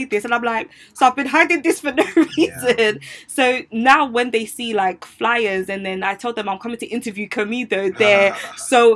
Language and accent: English; Ghana; I'm also Ghanaian